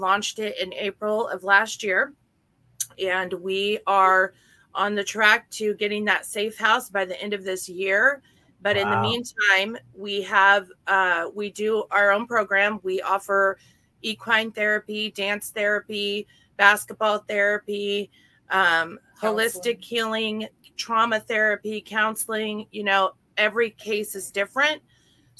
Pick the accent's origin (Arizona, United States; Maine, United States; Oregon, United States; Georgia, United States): Oregon, United States